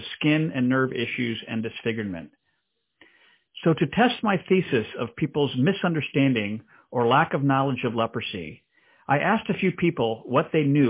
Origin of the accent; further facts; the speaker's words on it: DR Congo; moved away; growing up in the Democratic Republic of Congo in Central Africa